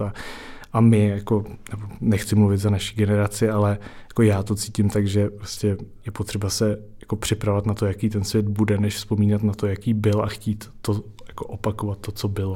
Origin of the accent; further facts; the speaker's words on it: Prague, Czechia; pocházím z Prahy, žiju v Praze